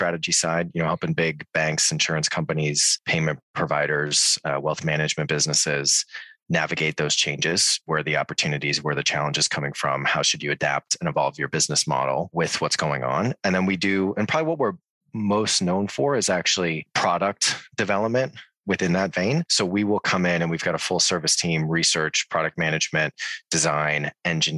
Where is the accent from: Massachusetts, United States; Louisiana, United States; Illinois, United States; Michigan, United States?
Massachusetts, United States; Boston; moved away as an adult; now in London, United Kingdom; So I am American originally. I'm from Boston.